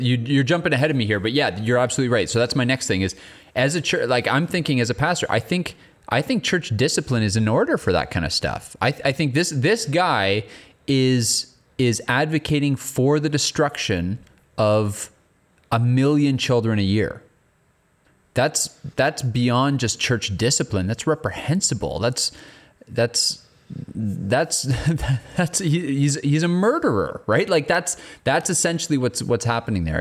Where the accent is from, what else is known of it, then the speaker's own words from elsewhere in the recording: England, United Kingdom; I'm an English guy